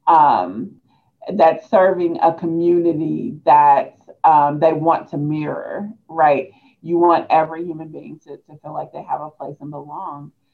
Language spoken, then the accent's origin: English; Hannibal, Missouri, United States; also born or lived in Peoria, Illinois; now in Columbia, United States; I am from Peoria, Illinois, um, but the bulk of my childhood, I grew up in Hannibal, Missouri